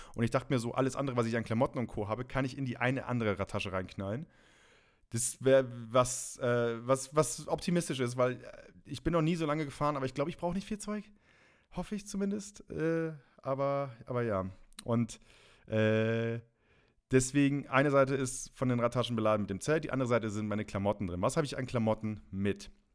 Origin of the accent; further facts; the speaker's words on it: Friesland, Lower Saxony, Germany; moved away; aus Friesland, Raderland sein, da wo ich, wo ich herkomme